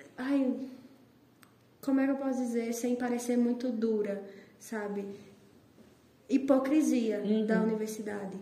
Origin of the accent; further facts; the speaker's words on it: Natal, Rio Grande do Norte, Brazil; moved away as an adult; minha cidade, Natal, de onde eu sou